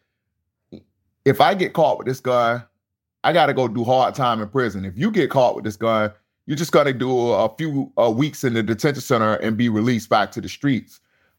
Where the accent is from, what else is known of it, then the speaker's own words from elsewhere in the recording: Tampa, Florida, United States; Yeah, growing up in Central Park Village was extremely difficult. It was surrounded by a lot of violence. We didn't have any gangs back then in Tampa.